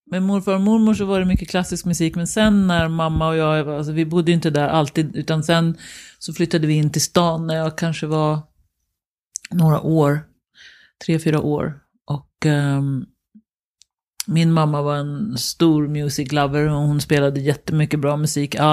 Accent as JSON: {"language": "Swedish", "town": "Danderyd", "region": "Stockholm County", "country": "Sweden", "tie": "born or raised there", "said": "Oj. Danderyd. Danderyd. Mm. Hos mormor och morfar."}